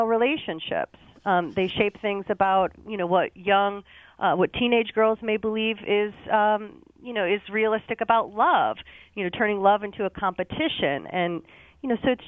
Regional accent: Connecticut, United States; moved away; where I grew up in Connecticut

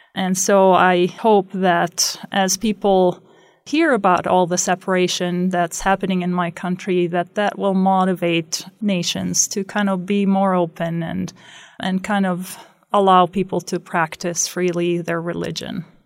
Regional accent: Beit Sahour, West Bank, Palestine; moved away as an adult; also born or lived in Jerusalem; now in Rexburg, Idaho, United States; I grew up in Beit Sahor

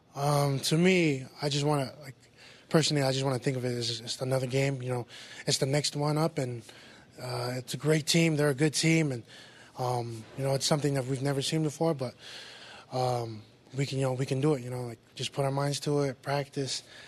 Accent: West Valley City, Utah, United States

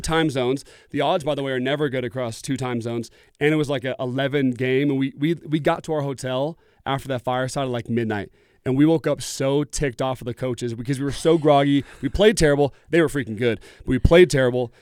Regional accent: Oregon, United States; I grew up in Oregon

